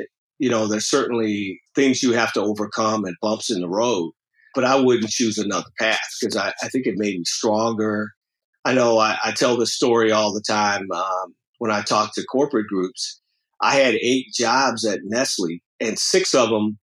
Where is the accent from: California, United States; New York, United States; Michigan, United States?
California, United States; Los Angeles; I grew up in South Central LA in a largely African-American community